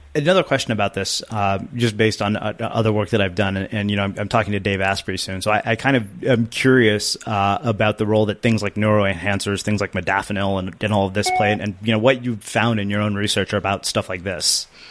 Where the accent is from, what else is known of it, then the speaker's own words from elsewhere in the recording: India; being Indian